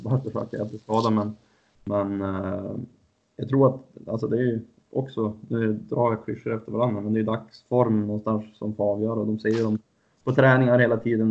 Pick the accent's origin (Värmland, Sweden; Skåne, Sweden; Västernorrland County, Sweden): Västernorrland County, Sweden; Husum; Jag är från Husum, så jag såg mycket division 1-hockey när jag var yngre